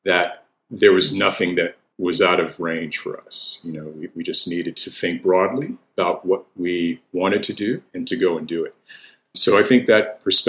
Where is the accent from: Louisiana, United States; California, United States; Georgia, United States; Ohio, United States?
Georgia, United States; the South; for me, it really sort of came home how different I was whenever we moved to Georgia